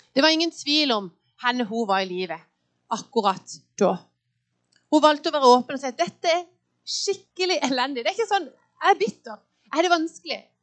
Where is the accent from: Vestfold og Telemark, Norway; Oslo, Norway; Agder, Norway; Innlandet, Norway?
Agder, Norway; Lyngdal; now in Åseral, Norway; Jeg er født og oppvokst i en eh, fin kristen familie i Lyngdal.